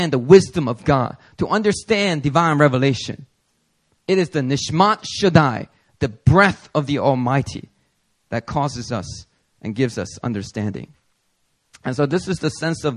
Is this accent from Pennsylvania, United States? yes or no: yes; Philadelphia, Pennsylvania, United States; I remember growing up in Philly